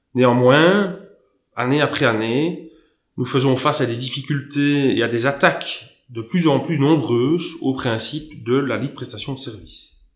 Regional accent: Luxembourg; also born or lived in Belgium / Germany; ayant vécu toute mon enfance euh, au Grand-Duché de Luxembourg

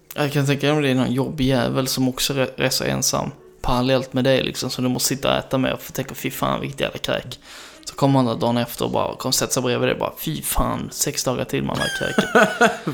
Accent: Skanör, Skåne, Sweden; moved away; also born or lived in Denmark; Skanör, som jag, där jag är från, sydvästra punkten

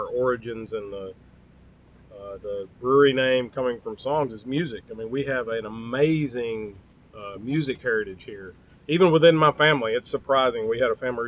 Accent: Manchester, Tennessee, United States; also born or lived in McMinnville; growing up in Manchester, we always went somewhere else to do stuff

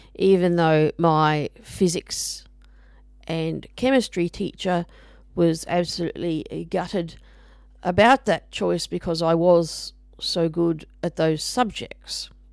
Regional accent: Brisbane, Queensland, Australia; I grew up in Brisbane, uh, the capital of Queensland, Australia.

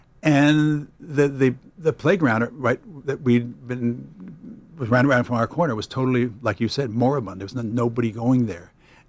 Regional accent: New York City, New York, United States; we grew up in Brooklyn Heights.

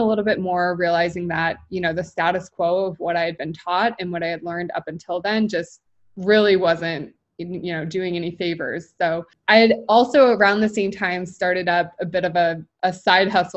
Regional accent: Midwest, United States; now in Kansas City, United States; I'm based in Kansas City, so pretty much born and raised in the Midwest.

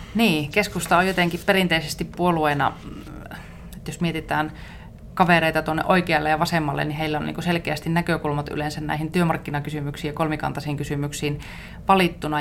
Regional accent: Iisalmi, Savo, Finland; also born or lived in Helsinki; olen savolainen, asun Iisalmessa ja olen tämmöinen arkihelsinkiläinen

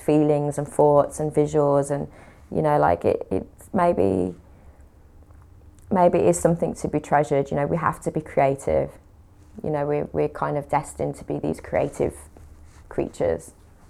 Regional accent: West Midlands, United Kingdom; accent: Brummie; They couldn't understand the Brummie accent, unfortunately.

